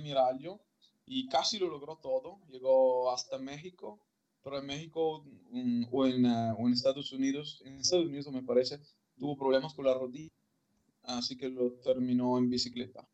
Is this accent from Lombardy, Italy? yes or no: no; Malo, Veneto, Italy; Spanish is a second language; moved away as an adult; also born or lived in León; mi pueblo que se llama Malo, en Vicenza, que es a una hora de coche de, de, Venecia.